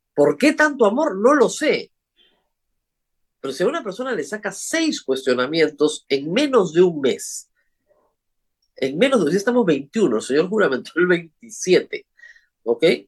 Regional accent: Peru

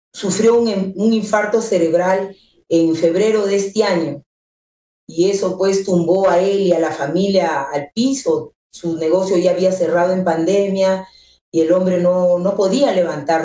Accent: Peru; mi país con los tamales

